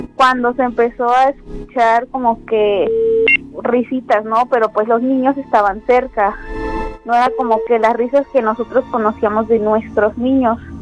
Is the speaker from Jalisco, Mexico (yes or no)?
no; Córdoba, Veracruz, Mexico; Soy de aquí, de Brillante Crucero